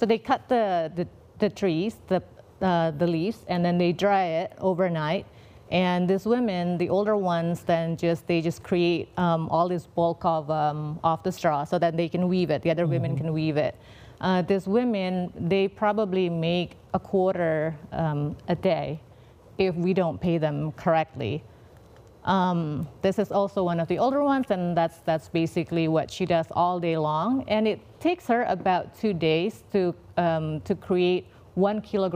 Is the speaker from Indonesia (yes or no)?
yes; Indonesia; moved away; I'm from Indonesia, I love all of the traditional artisan skills that we have.